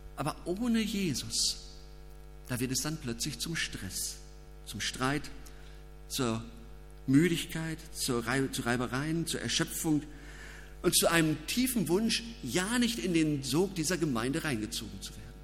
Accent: Germany; Als Deutsche

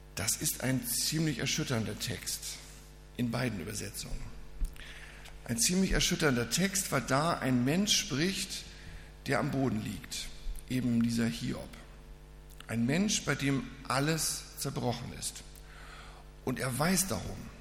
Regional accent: Reinfeld, Schleswig-Holstein, Germany; moved away; Ich komme aus Rheinfeld, das ist bei Lübeck hinten, so in der Ecke

